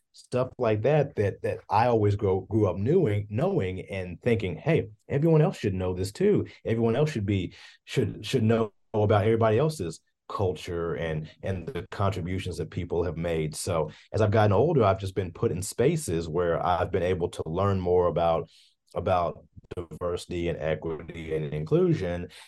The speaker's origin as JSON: {"language": "English", "town": "Hopkinsville", "region": "Kentucky", "country": "United States", "tie": "born or raised there", "moved": "as an adult", "lives_now": "Bowling Green, United States", "said": "I grew up in Hopkinsville, Kentucky, which is in Christian County"}